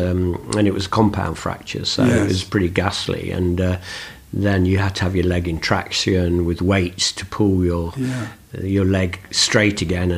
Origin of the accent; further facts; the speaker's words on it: Nottingham, East Midlands, United Kingdom; also born or lived in Beeston, Nottinghamshire; Nottingham, which is my hometown